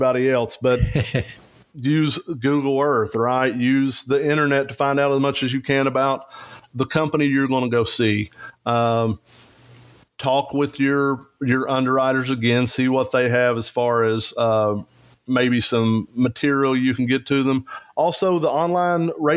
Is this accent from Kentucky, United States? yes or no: yes; Eastern Kentucky, United States; I'm from Eastern Kentucky